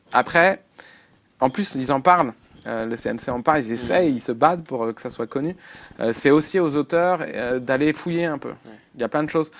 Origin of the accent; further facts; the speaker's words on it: France; on est français, on est francophone